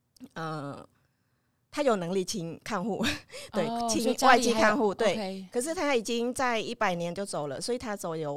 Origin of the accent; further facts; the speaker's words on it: Cambodia; moved away as an adult; now in Yilan, Taiwan; 我来自柬埔寨，我来台湾已经有二十年了。